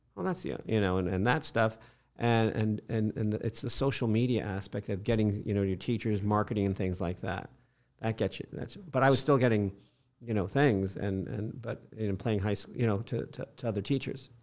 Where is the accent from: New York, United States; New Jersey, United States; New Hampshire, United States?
New York, United States; Fishkill; moved away as an adult; also born or lived in St. Petersburg, Florida / San Francisco Bay Area, California; now in Florida, United States; I grew up in Fishkill, New York, Hudson oh, Valley.